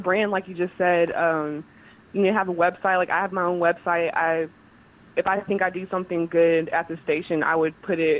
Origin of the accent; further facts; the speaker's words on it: Kansas City, United States; moved away as an adult; also born or lived in North Carolina / Syracuse, New York; now in Greenville, United States; I'm from Kansas City